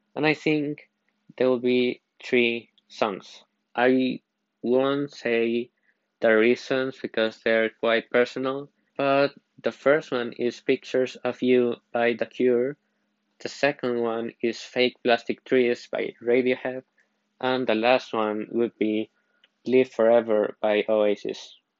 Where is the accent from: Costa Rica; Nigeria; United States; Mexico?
Costa Rica; I am from Costa Rica